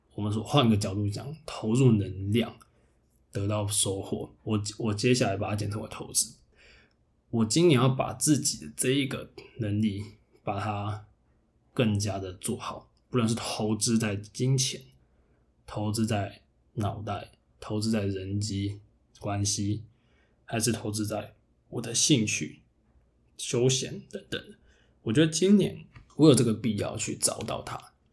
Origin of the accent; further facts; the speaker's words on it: the South, southern Taiwan, Taiwan; moved away; 虽然我是南部人